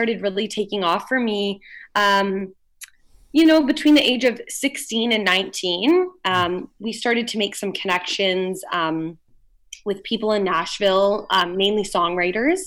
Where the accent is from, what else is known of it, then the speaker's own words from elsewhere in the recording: London, Ontario, Canada; I was born and raised in London, Ontario